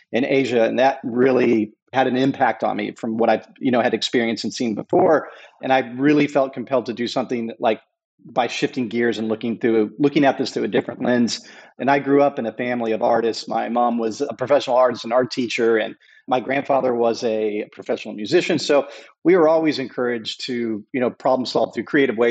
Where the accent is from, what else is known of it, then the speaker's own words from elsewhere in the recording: United States; also born or lived in North Texas / Southern California; now in Hawaii, United States; I grew up in Southern California and North Texas.